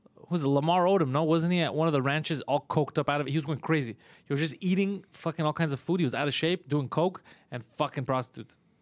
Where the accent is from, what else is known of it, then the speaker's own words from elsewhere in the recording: Montreal, Quebec, Canada; it's a neighborhood we're from